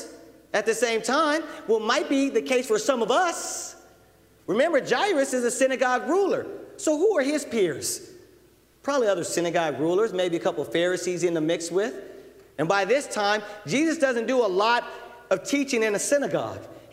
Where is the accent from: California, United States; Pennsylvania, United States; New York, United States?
California, United States; Southern; I'm a brother from Southern California. I was involved in street stuff and street life and gangs